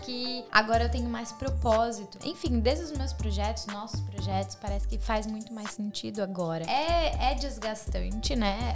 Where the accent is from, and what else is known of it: Blumenau, Santa Catarina, Brazil; born or raised there; moved away as an adult; also born or lived in Curitibanos / São José do Cerrito; now in Australia